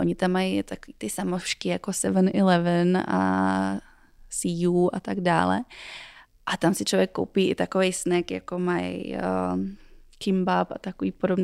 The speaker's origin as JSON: {"language": "Czech", "country": "Czechia", "said": "U nás je jako populární spíš kuřecí prso"}